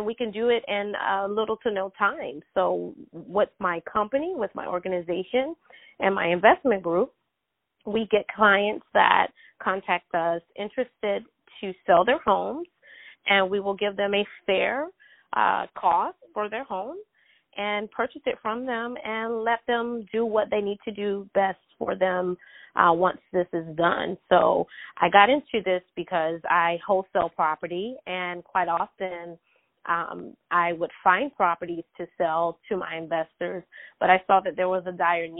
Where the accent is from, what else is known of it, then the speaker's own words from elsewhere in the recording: South Carolina, United States; also born or lived in Greenville, South Carolina; from South Carolina, born and raised. I'm currently residing in Greenville, South Carolina